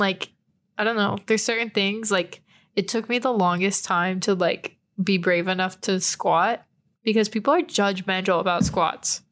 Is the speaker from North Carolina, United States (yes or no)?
no; San Antonio, Texas, United States; moved away; I'm from San Antonio, Texas